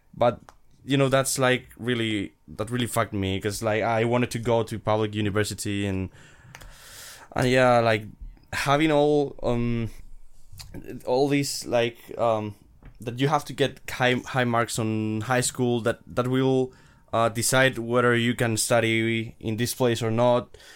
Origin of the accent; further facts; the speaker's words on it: Madrid, Community of Madrid, Spain; I'm from Madrid, Spain, and I'm studying third year of, uh, computer engineering here at Madrid.